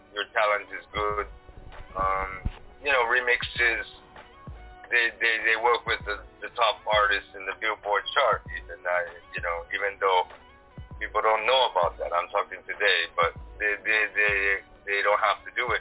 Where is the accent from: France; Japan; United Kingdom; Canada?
Japan; moved away as an adult; now in Amsterdam, Netherlands; Japan is my home